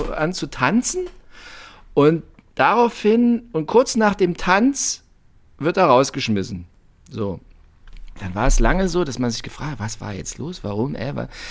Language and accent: German; East Germany, Germany; Ich bin aus der DDR